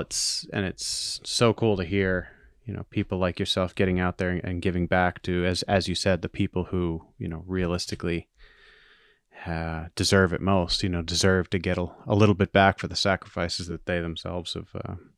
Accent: Maine, United States; I was born and raised in Maine

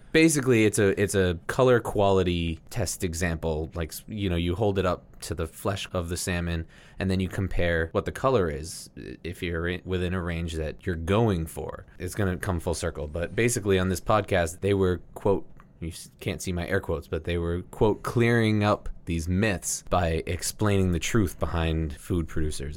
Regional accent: United States; we grew up here in America

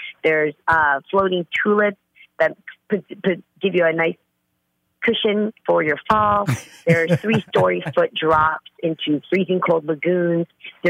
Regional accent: California, United States; I'm the girl from the Bay, man. I bring it.

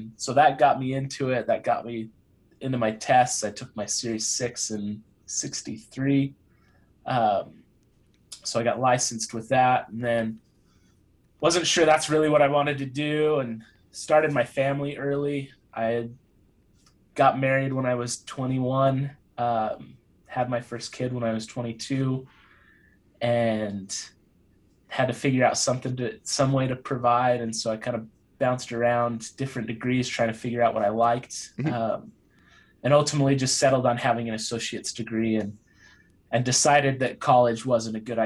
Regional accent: Utah, United States; I grew up in Utah

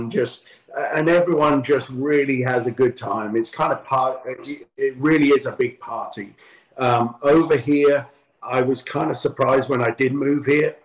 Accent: London, United Kingdom; moved away as an adult; now in Southern California, United States; growing up in London

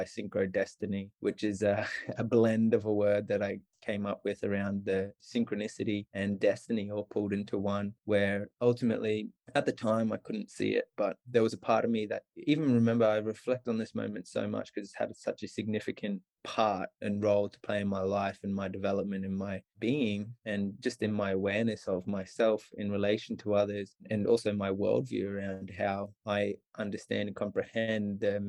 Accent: far north Queensland, Australia; moved away as an adult; also born or lived in Milwaukee, Wisconsin, United States; I'm from Australia originally, I grew up in far north Queensland

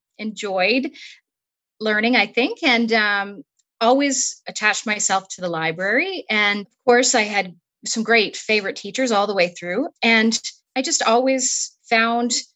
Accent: Newdale, Manitoba, Canada; also born or lived in Brandon, Manitoba; I grew up in Newdale, Manitoba, and went to school in the nearby community of Strathclair.

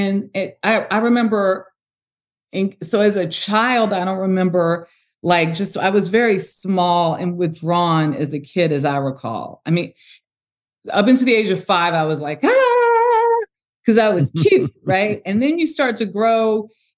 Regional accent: Los Angeles, California, United States; So I'm from South Central Los Angeles

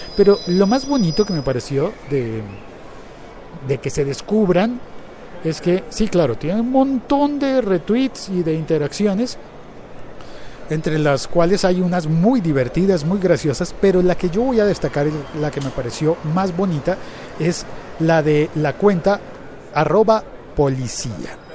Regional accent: Colombia; mi país

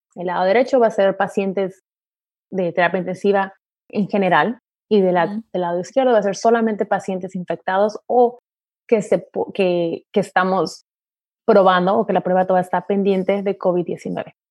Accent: Tijuana, Baja California, Mexico; moved away as an adult; now in Orange County, United States; yo nací, crecí en, en, México, en Tijuana

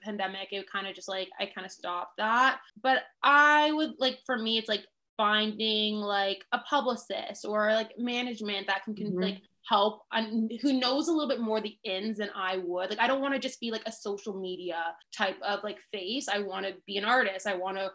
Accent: Canada; also born or lived in Toronto; as a Canadian

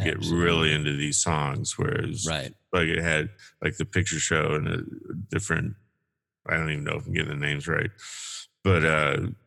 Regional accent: Rockford and Champaign, Illinois, United States; also born or lived in Columbus; I grew up around Chicago, Rockford, Champaign. However, Rockford, Illinois, Champaign, Illinois

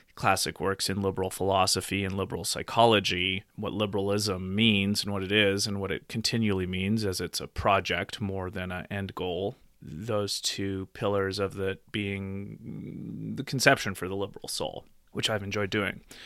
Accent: Nelson, British Columbia, Canada; also born or lived in Calgary, Alberta; now in Nelson, Canada; back to my hometown of Nelson Bridge, Columbia

